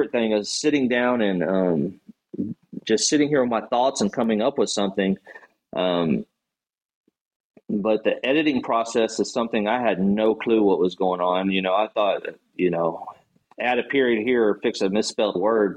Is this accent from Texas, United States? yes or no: yes; Gonzales, Texas, United States; I'm from a small town in Texas called Gonzales